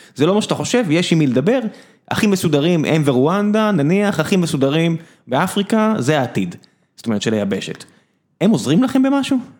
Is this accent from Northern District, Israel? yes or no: no; Beersheba, Southern District, Israel; now in Tel Aviv, Israel; כיוון שגדלתי בבאר שבע